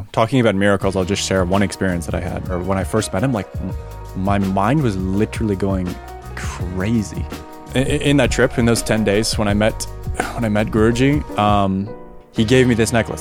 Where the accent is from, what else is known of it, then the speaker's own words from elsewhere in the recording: Vancouver Island, British Columbia, Canada; moved away as an adult; now in Germany; I grew up on Vancouver Island, Canada